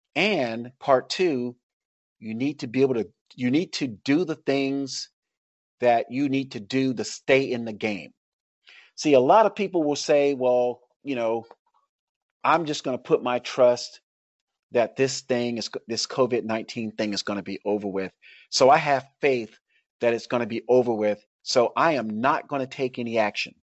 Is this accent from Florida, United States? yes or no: yes; Tampa, Florida, United States; I grew up in Tampa, Florida, where there's, like, a lot of Cubans